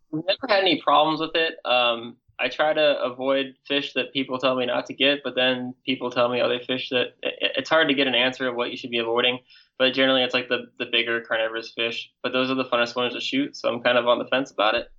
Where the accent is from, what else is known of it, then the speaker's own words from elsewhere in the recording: Alaska, United States; I'm from Alaska